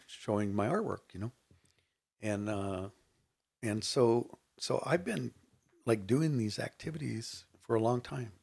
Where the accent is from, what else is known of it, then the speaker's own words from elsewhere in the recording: Rubidoux, California, United States; I grew up in Rubidoux, California